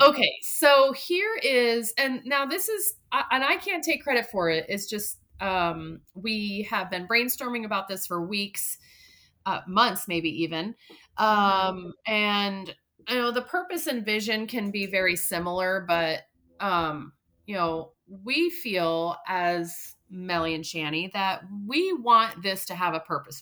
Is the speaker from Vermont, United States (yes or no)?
yes; Vermont, United States; moved away; my home state of Vermont